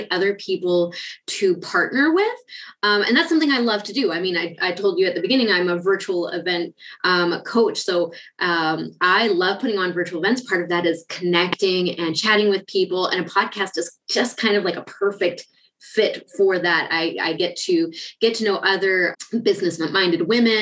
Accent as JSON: {"language": "English", "country": "Canada", "also_born_or_lived": "Ukraine", "moved": "as an adult", "lives_now": "Germany", "said": "I'm originally Canadian"}